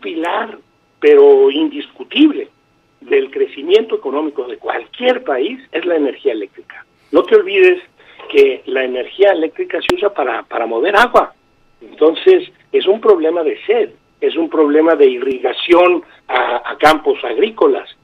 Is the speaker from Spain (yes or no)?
no; Mexico; nosotros como mexicanos